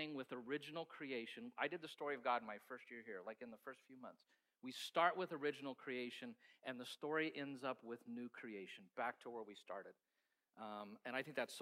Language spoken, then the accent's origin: English; Kansas, United States; We're from Kansas